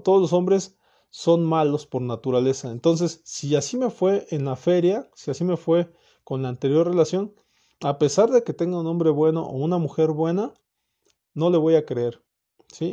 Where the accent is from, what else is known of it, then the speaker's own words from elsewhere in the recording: Mexico; also born or lived in Morelia, Michoacán; Como, como mexicano, como, como persona que vive aquí en Morelia